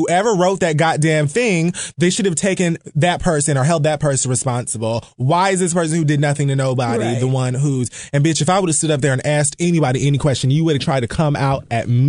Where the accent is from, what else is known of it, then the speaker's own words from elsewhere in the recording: Miami, Florida, United States; I'm from Miami, Florida